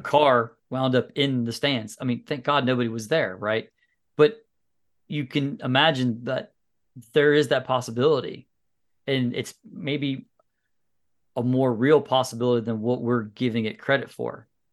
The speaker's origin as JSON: {"language": "English", "country": "United States", "said": "as an American"}